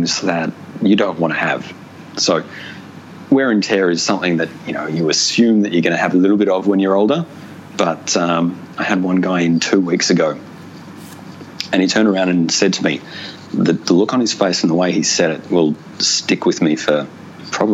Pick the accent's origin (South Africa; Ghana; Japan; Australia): Australia; Ballarat, Victoria; moved away as an adult; also born or lived in Darwin; I grew up in Ballarat, which is in country Victoria, about an hour and a half northwest of Melbourne.